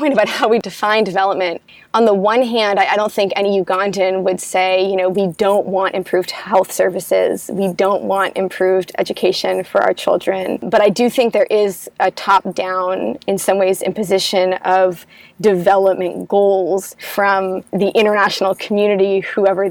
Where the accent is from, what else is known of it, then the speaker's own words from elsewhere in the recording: United States; I'm American